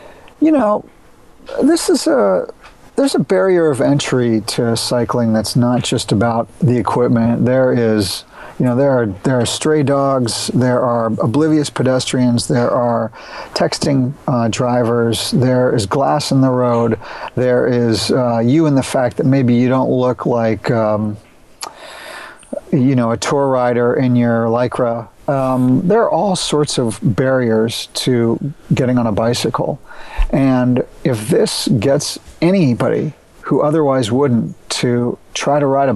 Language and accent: English; Austin, Texas, United States; I'm from Austin, Texas